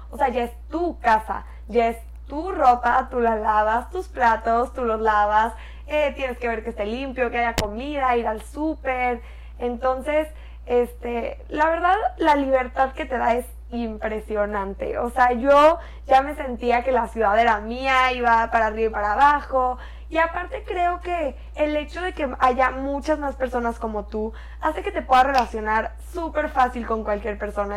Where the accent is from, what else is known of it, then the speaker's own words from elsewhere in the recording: Córdoba, Veracruz, Mexico; moved away as an adult; now in Monterrey, Mexico; Yo nací en Monterrey y cuando iba a pasar a tercero de primaria me regresé a Córdoba, que es una ciudad chiquita en Veracruz